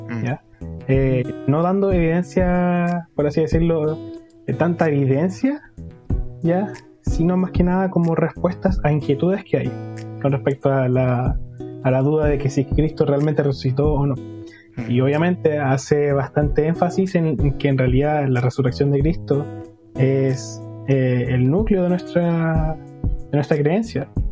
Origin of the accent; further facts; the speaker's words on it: Los Lagos, Los Ríos, Chile; also born or lived in Concepción; soy de la ciudad de Los Lagos, de la comuna de Los Lagos, de la región de Los Ríos, ya, al sur de Chile.